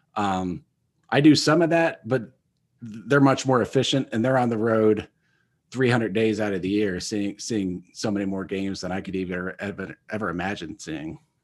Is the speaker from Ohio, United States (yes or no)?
yes; Minster, Ohio, United States; moved away; Minster, Ohio, of course, my hometown